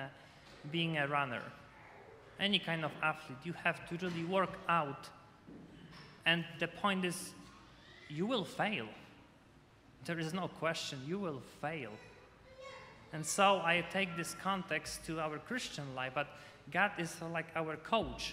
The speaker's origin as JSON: {"language": "English", "country": "Poland", "moved": "yes", "said": "I'm from Poland"}